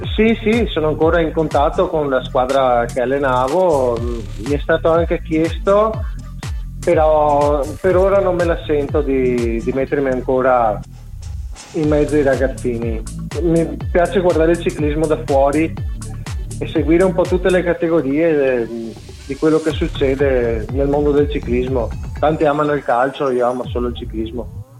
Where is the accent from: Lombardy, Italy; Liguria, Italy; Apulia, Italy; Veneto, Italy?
Veneto, Italy; Mogliano Veneto; Sono di Mogliano Veneto